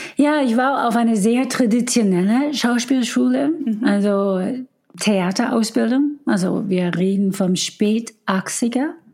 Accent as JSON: {"language": "German", "town": "Detroit", "region": "Michigan", "country": "United States", "tie": "born or raised there", "also_born_or_lived": "Chicago", "first_language": "English", "second_language": "German", "moved": "as an adult", "lives_now": "Germany", "said": "ich war in Detroit noch in dieser Zeit, wo ich aufgewachsen bin"}